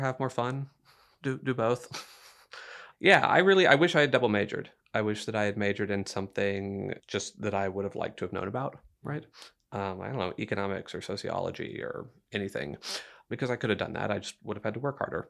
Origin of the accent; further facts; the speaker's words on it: Dickinson, Texas, United States; moved away as an adult; now in San Marcos, United States; I grew up in Dickinson, Texas, which is right between Houston and Galveston.